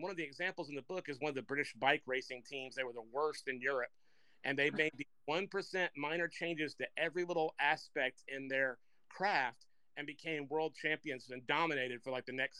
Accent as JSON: {"language": "English", "town": "Macon", "region": "Georgia", "country": "United States", "tie": "born or raised there", "said": "my hometown of Macon, Georgia"}